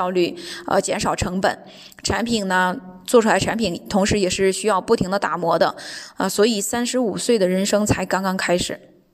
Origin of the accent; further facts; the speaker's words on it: China; now in Düsseldorf, Germany; 我是从中国来的